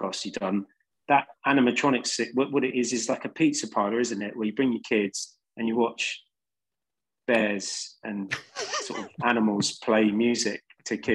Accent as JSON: {"language": "English", "region": "London", "country": "United Kingdom", "tie": "born or raised there", "said": "I grew up in West London in a council flat"}